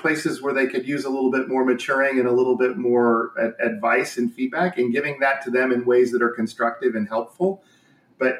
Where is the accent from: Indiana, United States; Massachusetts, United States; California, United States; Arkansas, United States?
Indiana, United States; born and raised in Indiana